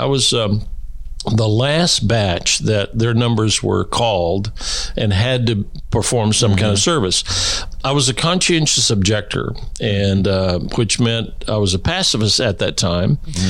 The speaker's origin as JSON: {"language": "English", "town": "Honolulu", "region": "Hawaii", "country": "United States", "tie": "born there", "said": "I was born in Hawaii, Honolulu, at Tripler Hospital. I'm a Navy kid because my dad was in the Navy."}